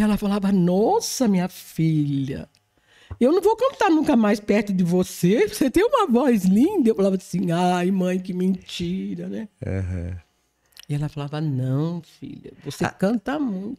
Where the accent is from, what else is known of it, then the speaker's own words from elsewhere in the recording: Jabuticabal, São Paulo, Brazil; now in Batatais, Brazil; Porque eu não sou de Batatais, mas eu sou de Jabuticabal